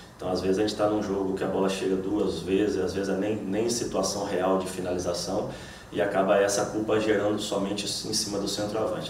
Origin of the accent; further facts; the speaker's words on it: Estiva Gerbi, São Paulo, Brazil; moved away as an adult; now in Salvador, Brazil; sou do interior de São Paulo, uma cidade pequena de 10 mil habitantes, Estiva a Gerbe